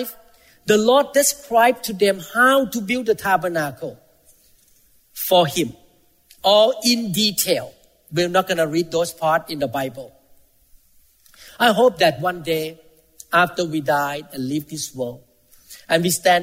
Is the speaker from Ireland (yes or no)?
no; Thailand; moved away; I came from Thailand. Most Thai people are Buddhists.